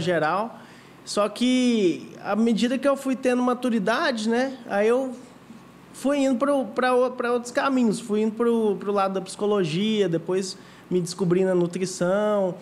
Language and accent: Portuguese; Goiânia, Goiás, Brazil; eu sou aqui de Goiânia mesmo, uhum. tenho 28 anos e sempre fui um menino criado aqui